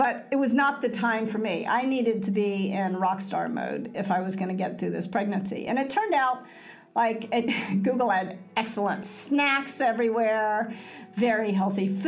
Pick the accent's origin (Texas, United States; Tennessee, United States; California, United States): Tennessee, United States; Memphis; moved away; I was raised in Memphis